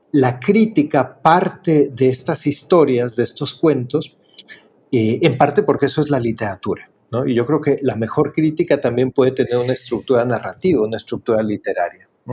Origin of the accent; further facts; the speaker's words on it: Mexico; como decimos en México